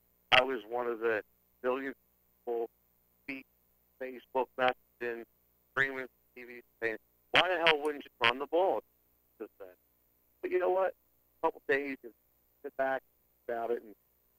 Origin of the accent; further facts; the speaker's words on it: Philadelphia, Pennsylvania, United States; I'm from Phily